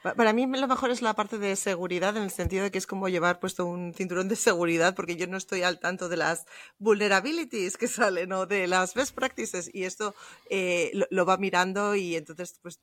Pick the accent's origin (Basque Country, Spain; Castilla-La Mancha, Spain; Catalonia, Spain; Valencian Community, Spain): Basque Country, Spain; Bilbao; now in Munich, Germany; originariamente soy española, soy de Bilbao. Lo que pasa es que ahora vivo en, en Múnich, en Alemania, ya desde hace muchos años